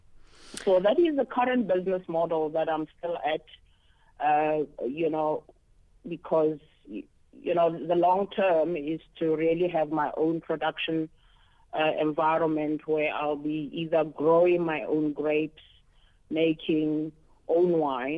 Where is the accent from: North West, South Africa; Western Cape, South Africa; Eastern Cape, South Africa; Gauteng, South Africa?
Gauteng, South Africa; Johannesburg; also born or lived in Carletonville; now in Cape Town, South Africa; born and bred in Johannesburg, Soweto. It's my hometown where I was born. But I partly also grew up in Carltonville, where my parents worked